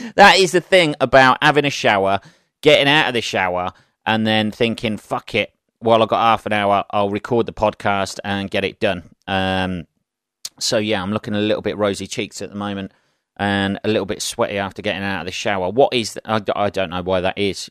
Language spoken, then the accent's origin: English; Northampton, East Midlands, United Kingdom; Having lived in Northampton all my life, various places in Northampton, grew up the other side of town